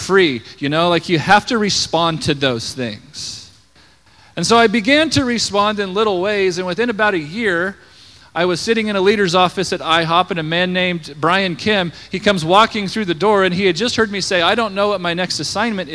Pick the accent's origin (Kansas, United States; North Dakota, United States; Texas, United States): Kansas, United States; Scott City; moved away as an adult; now in Colorado Springs, United States; I grew up in Scott City, way out in southwest Kansas